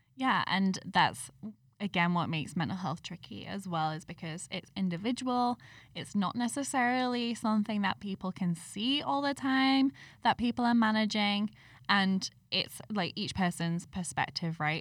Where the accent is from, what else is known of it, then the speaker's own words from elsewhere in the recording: United Kingdom; I'm British